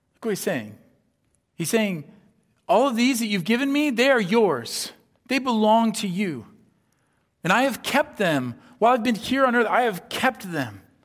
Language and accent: English; Iowa, United States; moved away as an adult; also born or lived in Southern California; growing up in Iowa